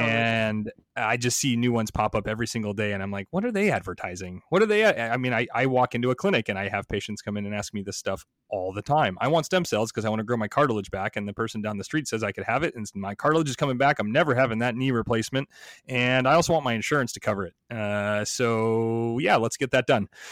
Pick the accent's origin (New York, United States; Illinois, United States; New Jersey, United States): Illinois, United States; Chicago; I'm also from Chicago.